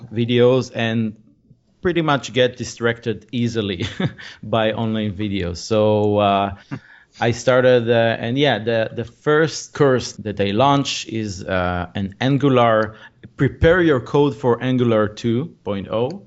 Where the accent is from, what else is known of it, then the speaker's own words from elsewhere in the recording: Israel; I'm from Israel, so I do it mainly here in Israel